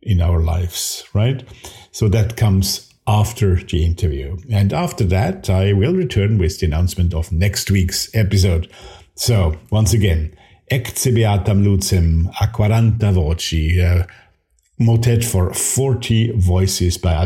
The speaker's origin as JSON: {"language": "English", "country": "Austria", "said": "my home country here, Austria"}